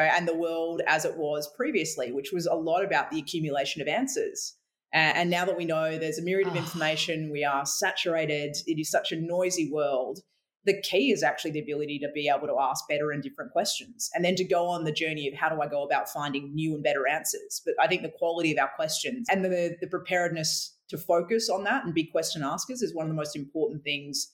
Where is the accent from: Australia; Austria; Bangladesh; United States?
Australia; Western Australia; now in Victoria, Australia; I grew up in Western Australia, where we're both in Victoria now, but I was born in the Wild West